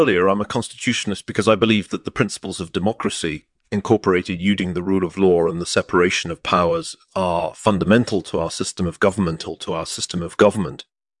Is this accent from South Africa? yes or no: no; England, United Kingdom; born there; I was born in England in 1955.